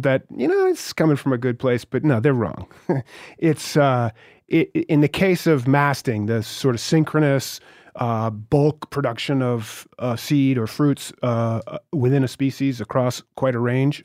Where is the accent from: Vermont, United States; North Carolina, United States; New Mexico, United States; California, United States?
Vermont, United States; I'm from Vermont